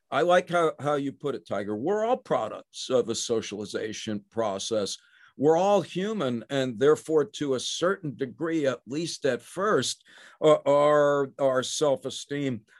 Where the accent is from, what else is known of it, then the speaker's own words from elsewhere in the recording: New York, United States; I'm a I'm a guy from New York in the 20th century who's a professor.